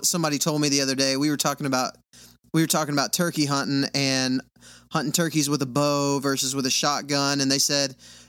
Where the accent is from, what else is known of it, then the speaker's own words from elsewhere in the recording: Texas, United States; so I grew up in West Texas, and it was a little bit more target rich.